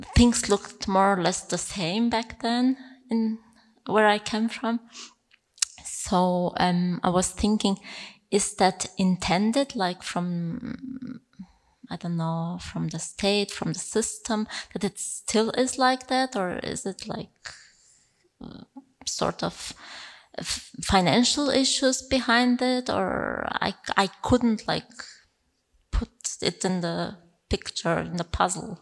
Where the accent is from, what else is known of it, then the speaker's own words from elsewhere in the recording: Bulgaria; moved away; I'm originally from Bulgaria